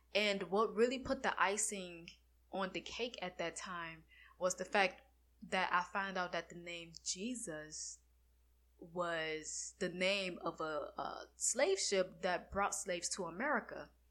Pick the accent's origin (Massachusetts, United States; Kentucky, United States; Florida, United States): Florida, United States; I'm from Florida